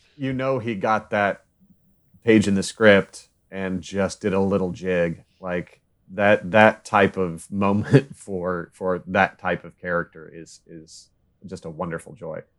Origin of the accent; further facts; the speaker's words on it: United States; I grew up in Kansas, Missouri